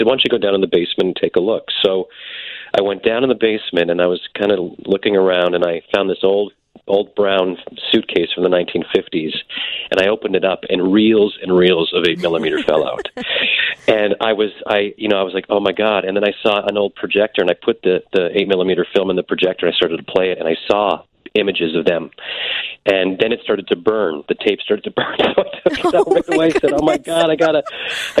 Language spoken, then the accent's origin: English; Canada; I grew up in Canada